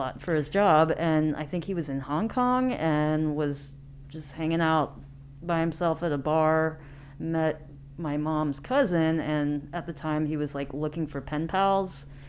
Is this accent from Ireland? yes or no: no; Independence, Missouri, United States; born or raised there; also born or lived in Taiwan